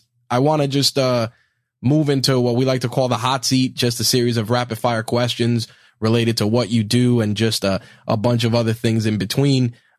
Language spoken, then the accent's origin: English; New York, United States; I'm shocked only because as a New Yorker.